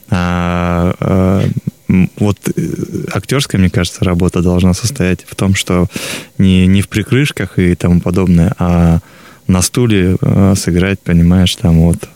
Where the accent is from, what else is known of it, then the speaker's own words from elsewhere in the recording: Novosibirsk, Novosibirsk Oblast, Russia; я сам сибиряк из Новосибирска